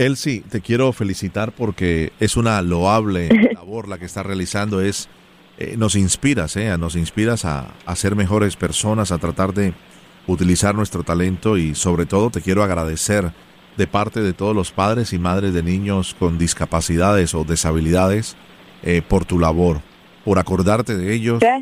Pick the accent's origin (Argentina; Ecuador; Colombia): Colombia; first language Spanish; now in Miami, United States; soy originalmente de Colombia